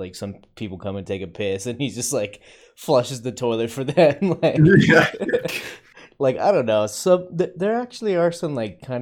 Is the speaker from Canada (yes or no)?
no; Albuquerque, New Mexico, United States; we grew up in Albuquerque, New Mexico